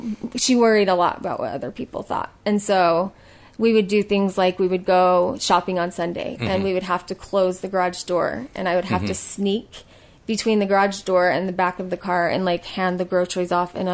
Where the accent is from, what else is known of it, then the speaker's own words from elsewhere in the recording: South Jordan, Utah, United States; also born or lived in Las Vegas / Arizona; I grew up in South Jordan.